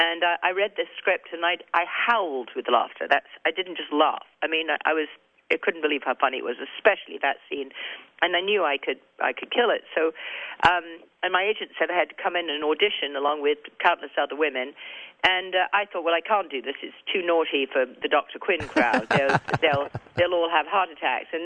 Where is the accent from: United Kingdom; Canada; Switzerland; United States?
United Kingdom; England; accent: English; my English accent